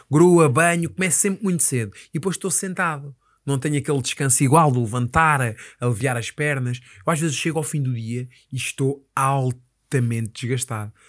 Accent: Moita, Setúbal, Portugal; eu sou da Moita e na Moita temos um sítio

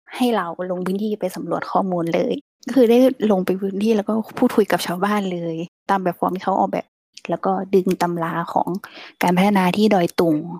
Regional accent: Northern Thailand, Thailand; เราก็เป็นคนเหนือคนเดียว

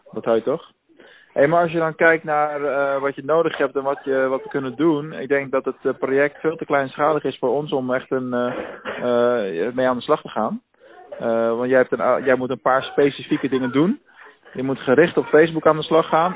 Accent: Rotterdam, South Holland, Netherlands; now in Venlo, Netherlands

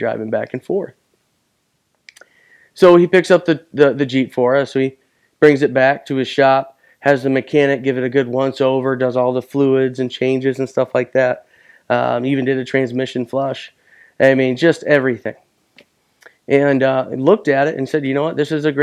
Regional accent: Buckley, United States; moved away; also born or lived in Arizona; I will always be a boy that was born and raised in Buckley.

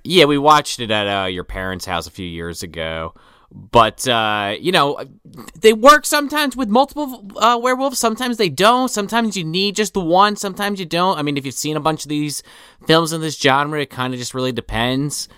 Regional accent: Central New Jersey, United States; I'm from Central. Never been to North

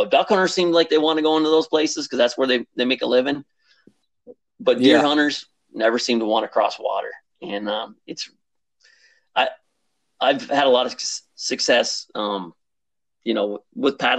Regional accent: Upper Peninsula of Michigan, United States; moved away as an adult; also born or lived in South Jersey; I grew up in the Upper Peninsula of Michigan

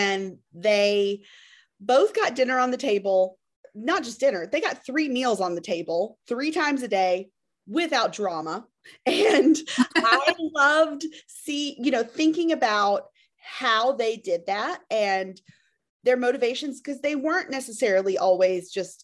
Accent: Memphis, Tennessee, United States; I am from Memphis, Tennessee

